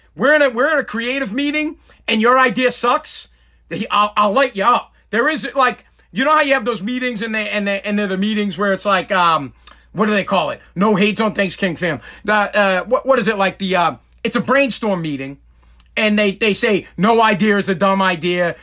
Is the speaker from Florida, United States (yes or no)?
no; Woburn, Massachusetts, United States; now in Revere, United States; I'm from Woburn, but I live in Revere